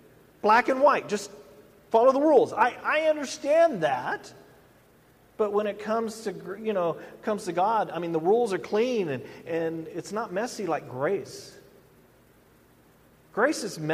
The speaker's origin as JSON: {"language": "English", "region": "the South", "country": "United States", "tie": "born or raised there", "said": "growing up in the South"}